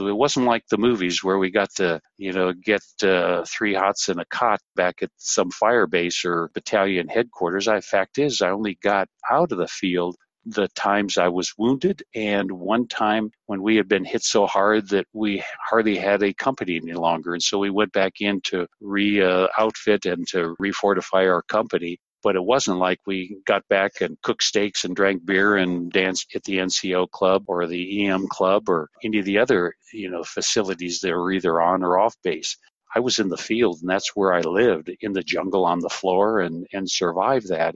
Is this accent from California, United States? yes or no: yes; La Habra, California, United States; born or raised there